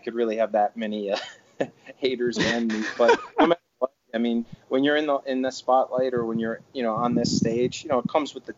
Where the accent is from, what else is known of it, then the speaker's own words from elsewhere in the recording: Cleveland, Ohio, United States; moved away as an adult; also born or lived in Atlanta, Georgia; back in my hometown in Cleveland at St. Ignatius.